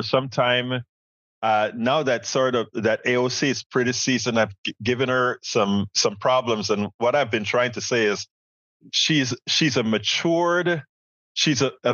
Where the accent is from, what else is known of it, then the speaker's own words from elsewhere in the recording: Panama; now in United States; I'm from Central America, Panama